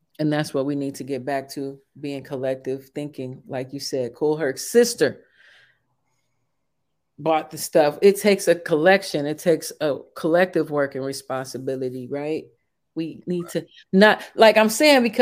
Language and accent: English; Chicago, Illinois, United States; I grew up in Chicago. In the projects sometimes